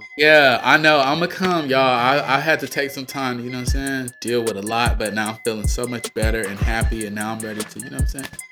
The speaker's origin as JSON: {"language": "English", "town": "Atlanta", "region": "Georgia", "country": "United States", "said": "I'm from Atlanta, right? I'm from the South. I'm from Georgia"}